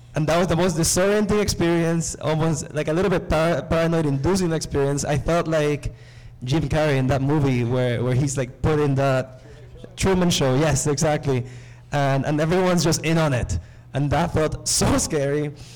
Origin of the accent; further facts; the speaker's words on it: Nicaragua; moved away; I come from Nicaragua.